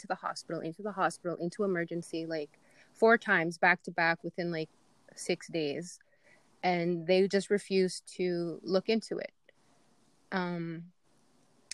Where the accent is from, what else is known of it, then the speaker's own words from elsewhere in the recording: Goodfish Lake, Alberta, Canada; I'm from Goodfish. I'm a mom of two boys. I am married